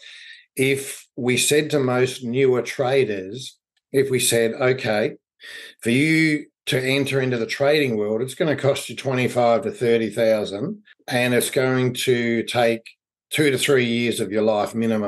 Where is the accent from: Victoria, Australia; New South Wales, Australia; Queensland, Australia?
Victoria, Australia; Melbourne; I grew up in Melbourne, Australia. I've been here all my life.